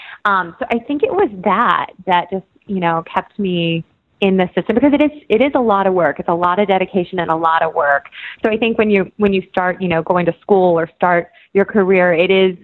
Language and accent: English; Georgia, United States; moved away; also born or lived in New York; I grew up in Georgia, and I come from 3 generations of dancers